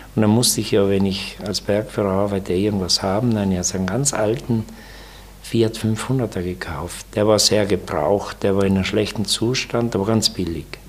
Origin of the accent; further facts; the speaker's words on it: South Tyrol, Trentino-Alto Adige, Italy; bei uns in Südtirol